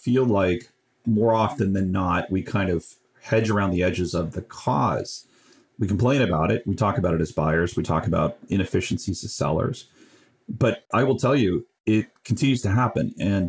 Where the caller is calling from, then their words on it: California, United States; I'm calling in from Northern California.